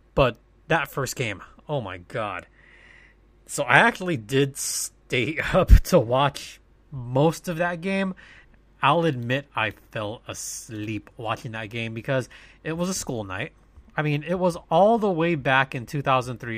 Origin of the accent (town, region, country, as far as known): SoCal, California, United States; born or raised there